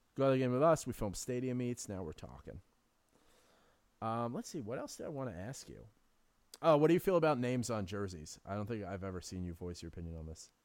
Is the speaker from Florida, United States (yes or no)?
no; New York City, New York, United States; I grew up on City Island, which is, like, a nice neighborhood in the Bronx